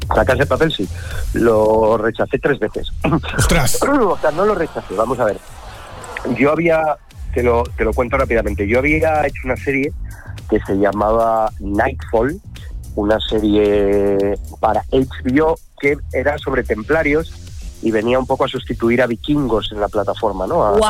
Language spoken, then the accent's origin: Spanish; Spain; como español, como españoles